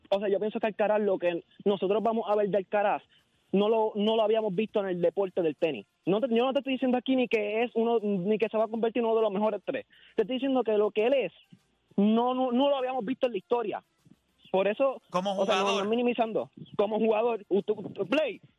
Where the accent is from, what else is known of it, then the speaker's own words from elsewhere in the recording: Puerto Rico; yo soy de PR, lo que pasa es que yo me pongo Nostradamus de Denver